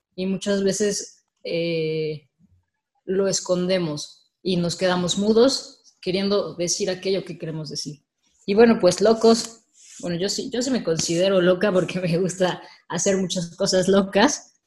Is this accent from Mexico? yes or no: yes; Mexico; soy mexicana también